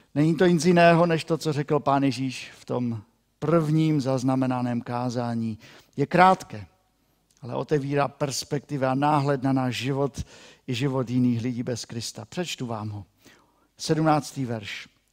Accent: Moravian-Silesian Region, Czechia; pro nás, Šlunzokův

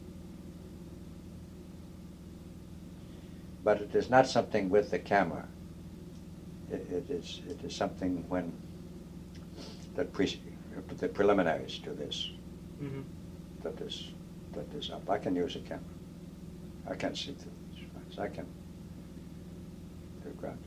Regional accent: Massachusetts, United States; I come from Massachusetts.

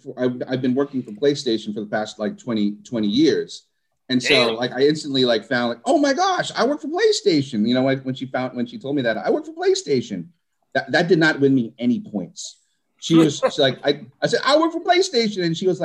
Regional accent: Philippines; I'm Filipino, sorry.

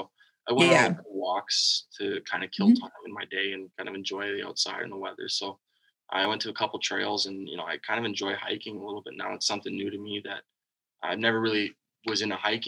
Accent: Mississauga, Ontario, Canada; also born or lived in Oakville, Ontario; grew up in, you know, in Mississauga, Oakville

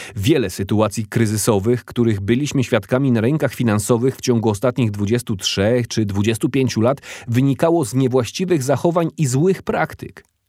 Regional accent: Watford, East of England, United Kingdom; Dorastałem na osiedlu domów komunalnych w podlondyńskiej miejscowości Watford

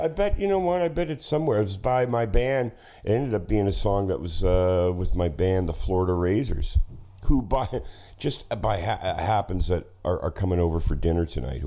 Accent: Hamilton, Ontario, Canada; growing up in Hamilton

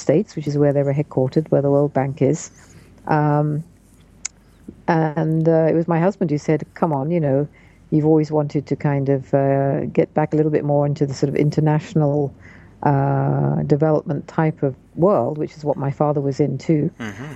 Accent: United Kingdom; moved away; also born or lived in London; I'm originally a Brit. I'm now a dual citizen, American as well as British

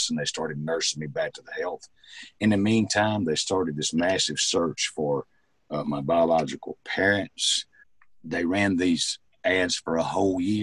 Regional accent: Mississippi, United States; born or raised there; also born or lived in Mobile, Alabama

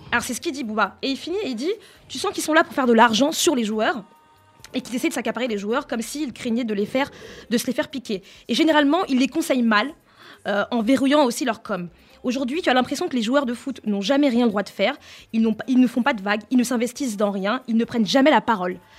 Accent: France; je, suis née en France, j'ai grandi en France

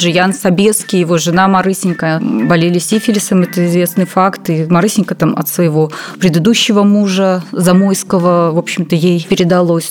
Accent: Belarus

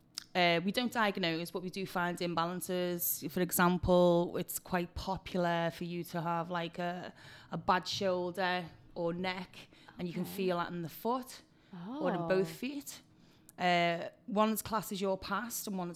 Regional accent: Liverpool, North West England, United Kingdom; I am from England, Liverpool

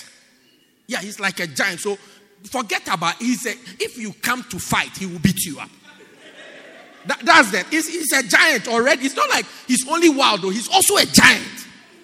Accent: Port Elizabeth, Eastern Cape, South Africa; I'm from Port Elizabeth

